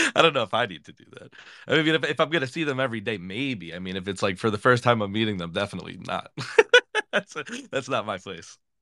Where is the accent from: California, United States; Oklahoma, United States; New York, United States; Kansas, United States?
New York, United States; I'm from New York